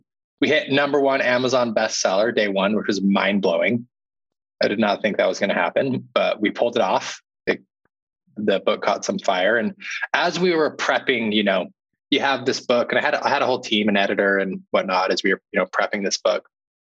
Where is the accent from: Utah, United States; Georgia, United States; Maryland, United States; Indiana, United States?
Utah, United States; growing up, I grew up in Utah.